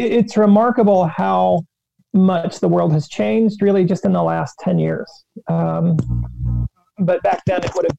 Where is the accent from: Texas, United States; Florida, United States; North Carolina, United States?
North Carolina, United States; small town northwest of Charlotte; I am from North Carolina. I'm from a very small town, about an hour and a half to the northwest of Charlotte, North Carolina